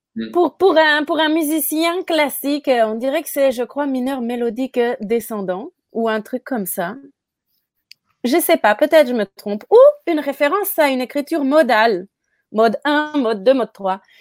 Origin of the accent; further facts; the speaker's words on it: France; moi je suis française